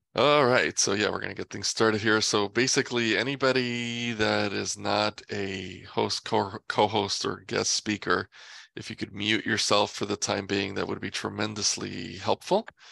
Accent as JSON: {"language": "English", "region": "New York", "country": "United States", "tie": "born or raised there", "moved": "as an adult", "lives_now": "Los Angeles, United States", "said": "I grew up in New York and moved out here"}